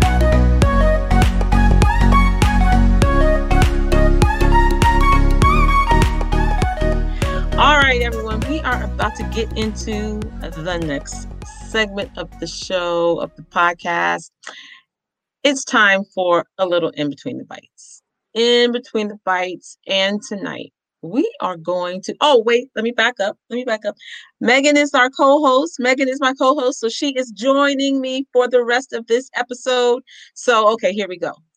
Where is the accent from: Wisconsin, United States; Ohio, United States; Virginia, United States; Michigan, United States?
Ohio, United States; now in New York, United States; I'm from Ohio, so it's cold